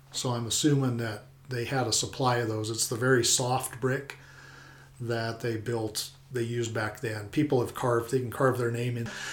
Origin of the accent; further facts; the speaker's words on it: Pueblo, Colorado, United States; also born or lived in Oklahoma; now in Saguache, United States; I grew up in Pueblo